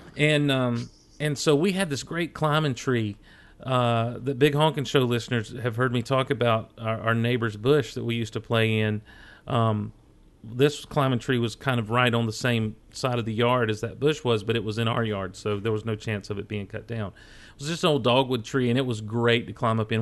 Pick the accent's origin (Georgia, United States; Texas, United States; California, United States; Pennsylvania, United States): Georgia, United States; Hazlehurst; also born or lived in Athens, Georgia; We'd moved down to this little town, Hazelhurst